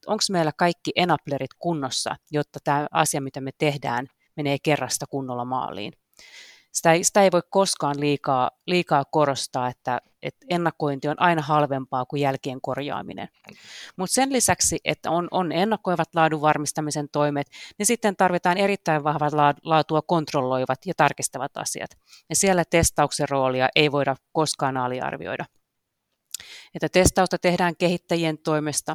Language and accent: Finnish; Karkkila, Uusimaa, Finland; Mä oon kotoisin Karkkilasta kakkostien varresta